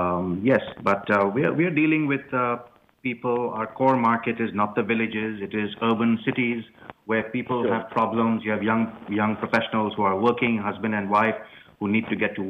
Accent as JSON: {"language": "English", "country": "India", "tie": "born or raised there", "moved": "as an adult", "lives_now": "United States", "said": "I grew up in India"}